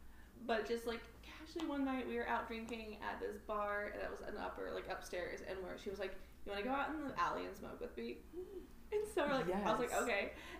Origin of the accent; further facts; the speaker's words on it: Indiana, United States; now in Arkansas, United States; I grew up in Indiana.